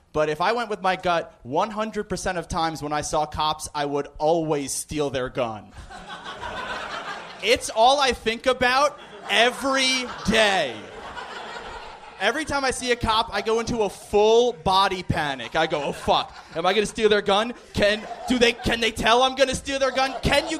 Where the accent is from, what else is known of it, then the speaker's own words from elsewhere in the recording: New York, United States; No, I'm from Long Island.